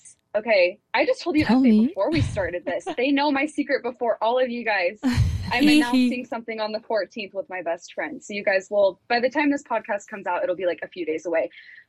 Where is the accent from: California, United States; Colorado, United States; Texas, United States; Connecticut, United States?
Colorado, United States; moved away as an adult; now in Utah, United States; I'm from Colorado. I've lived in Utah for, like, 3 years